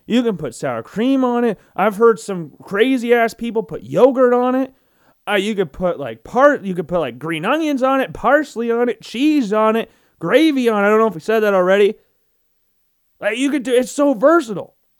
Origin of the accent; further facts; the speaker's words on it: Iowa, United States; being a Midwesterner, being a lifelong Iowan